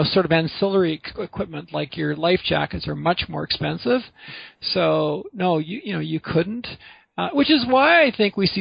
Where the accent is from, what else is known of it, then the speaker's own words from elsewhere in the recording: Vancouver, British Columbia, Canada; I grew up in Vancouver